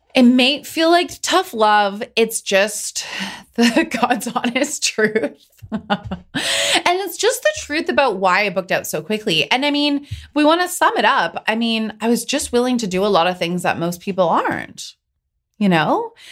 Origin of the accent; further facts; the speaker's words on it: Pacific Northwest, United States; I'm from the Pacific Northwest